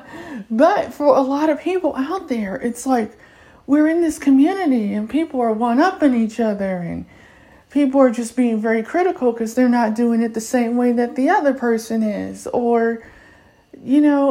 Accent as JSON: {"language": "English", "country": "United States", "first_language": "English", "said": "being African-American"}